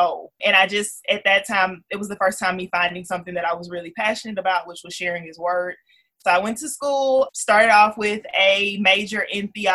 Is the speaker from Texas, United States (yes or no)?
yes; Missouri City, Texas, United States; I am from Houston, Texas. I'm from a suburb right outside of Houston called Missouri City. H-Town, born and raised